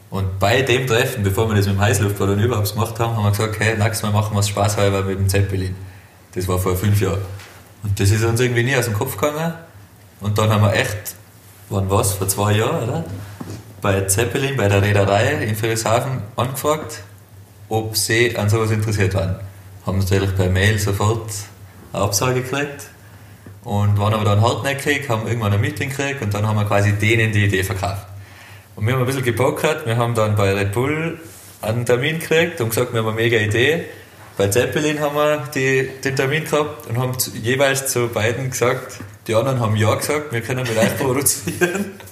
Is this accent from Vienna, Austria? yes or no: no; Hopfgarten, Tyrol, Austria; ich bin aus Hopfgarten.